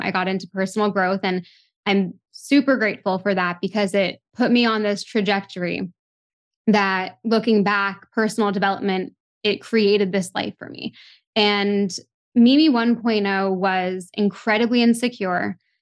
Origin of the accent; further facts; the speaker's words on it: Toronto, Ontario, Canada; growing up in Toronto, a big city